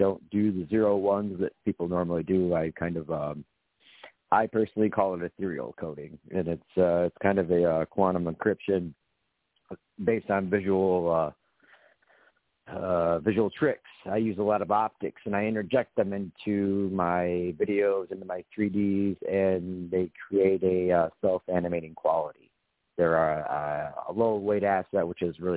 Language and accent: English; Grand Rapids, Michigan, United States; The Midwest is just, it's where I grew up